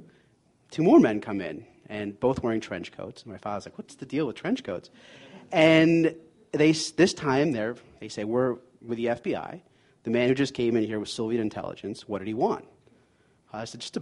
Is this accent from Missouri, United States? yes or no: no; New York, United States; also born or lived in Boston; I'm a New Yorker.